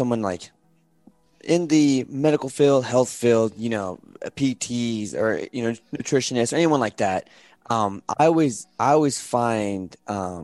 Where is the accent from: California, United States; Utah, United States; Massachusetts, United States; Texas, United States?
California, United States; Santa Barbara; I was born in Santa Barbara, California.